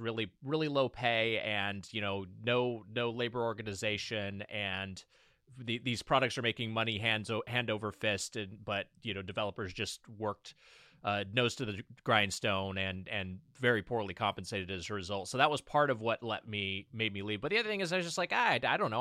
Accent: Lakewood, California, United States; Lakewood, California is my hometown

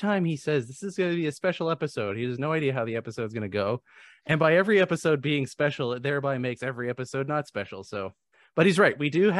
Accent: Canada; I'm from Canada.

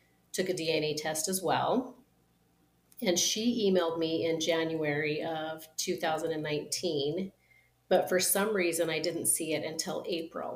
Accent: southeastern Idaho, United States; also born or lived in Utah; I was born in Utah and relocated to Idaho.

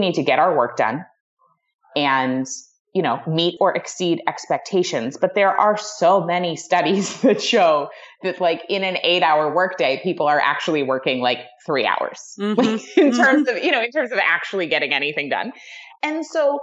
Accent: New England, United States; I was raised in New England by like Ivy League parents

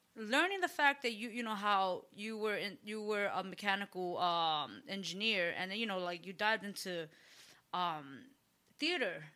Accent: New York City, New York, United States; I grew up in the Bronx

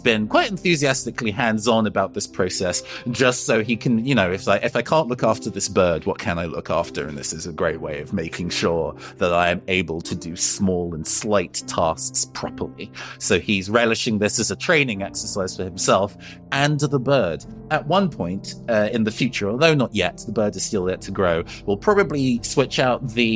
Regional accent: United Kingdom

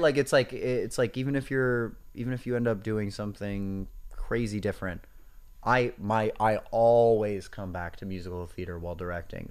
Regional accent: Hoboken, New Jersey, United States; I grew up in Hoboken, New Jersey

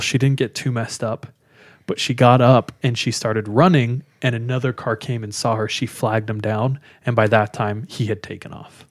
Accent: California, United States; now in Utah, United States; I'm from California. Grew up in California

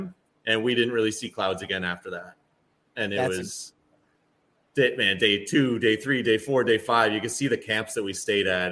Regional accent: Ontario, Canada; I'm Canadian

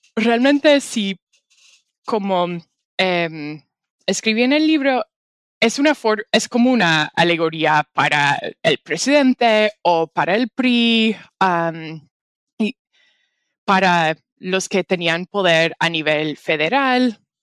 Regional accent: Canada; Spanish is a second language; yo soy canadiense, no soy mexicana

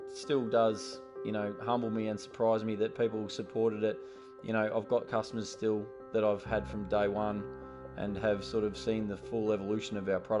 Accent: Ballarat, Victoria, Australia; I grew up in Western Victoria, in Ballarat. I'm one of four boys.

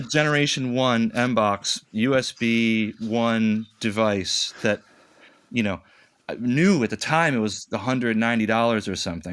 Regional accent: Rochester, New York, United States; now in New York City, United States; I'm from Rochester, New York, which is western in the state, and it's it's more midwestern than it is the city

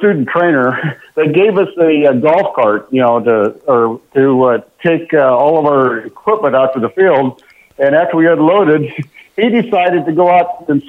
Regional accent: Nebraska, United States; My Nebraska connection, I was born and raised in Nebraska.

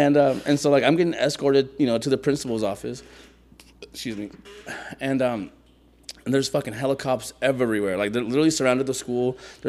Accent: San Mateo, California, United States; also born or lived in Lima, Peru; So I'm from San Mateo, California. You know, the Bay Area.

